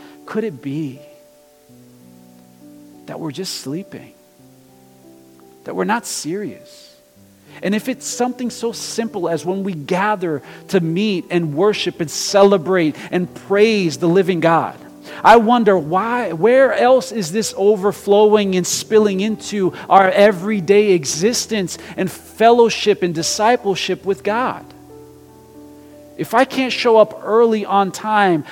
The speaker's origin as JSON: {"language": "English", "country": "Brazil", "moved": "yes", "said": "I'm international too, okay? I'm from Brazil"}